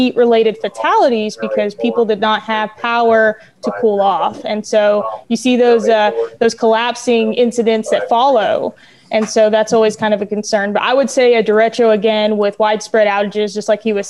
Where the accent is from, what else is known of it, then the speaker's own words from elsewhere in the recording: New Mexico, United States; now in Baltimore County, United States; I'm from New Mexico up in the mountains